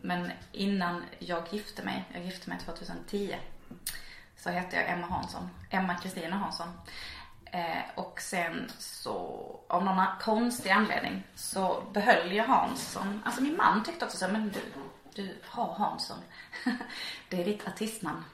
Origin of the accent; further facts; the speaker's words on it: Malmö, Skåne, Sweden; jag är uppvuxen i Slottstaden och då är det liksom där vid Rönneholmsparken